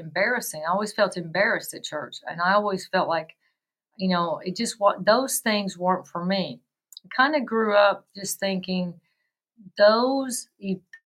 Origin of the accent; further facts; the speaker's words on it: West Tennessee, United States; I grew up in the South and West Tennessee